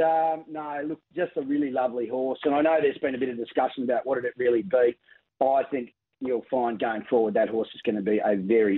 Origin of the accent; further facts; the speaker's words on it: Queensland, Australia; We've just had a great week here in Sydney, being a Queenslander.